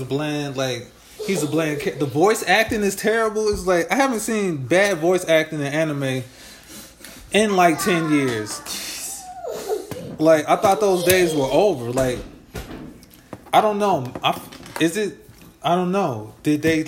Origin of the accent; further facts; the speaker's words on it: Chicago, Illinois, United States; I'm a nigga from Chicago